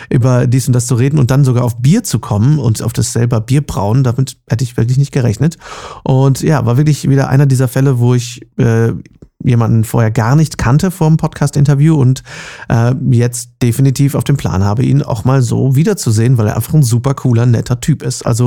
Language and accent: German; Munich, Bavaria, Germany; ich bin in München geboren.